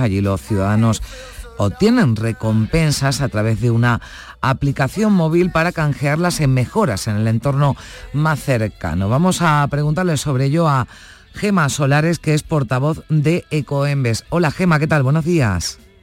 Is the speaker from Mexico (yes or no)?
no; Andalusia, Spain; los andaluces